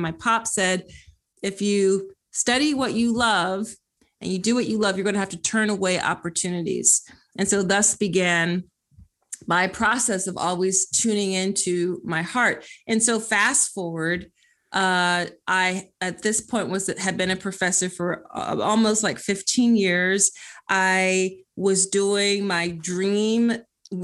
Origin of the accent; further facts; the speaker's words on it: Philadelphia, Pennsylvania, United States; I am from Philly.